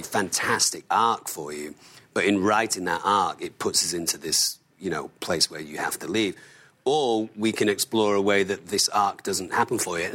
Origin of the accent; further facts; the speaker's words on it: Manchester, North West England, United Kingdom; I'm from Manchester